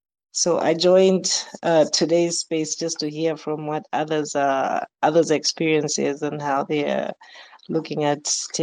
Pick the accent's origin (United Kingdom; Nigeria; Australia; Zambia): Zambia; But both of my parents are from Malawi, and they moved to Zambia early. So we grew up and were raised in Zambia